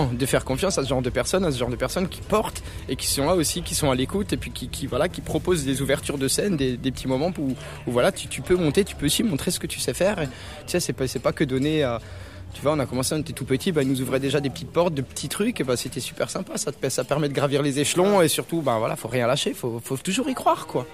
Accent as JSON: {"language": "French", "town": "Cernay", "region": "Grand Est", "country": "France", "said": "on est de Cernay, près de Mulhouse"}